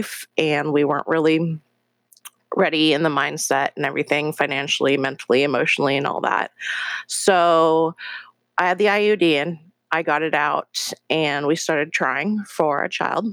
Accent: Seattle, Washington, United States; also born or lived in Incheon, South Korea; I was adopted when I was 3 months old from Korea and brought to Seattle, Washington, where I've lived the last 35 years of my life

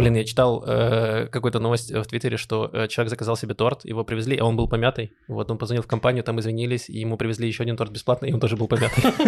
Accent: Donetsk, Donetsk Oblast, Ukraine; now in Israel; я из Донецка, и э, у меня родители иногда... Э, у нас там осталась недвижимость э, наша, где мы жили

